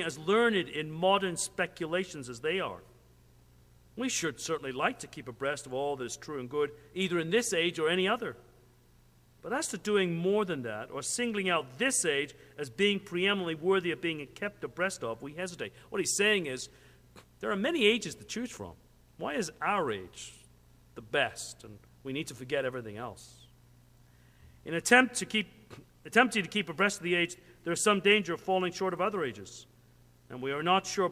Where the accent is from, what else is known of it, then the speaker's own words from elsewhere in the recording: Canada; I'm a Canadian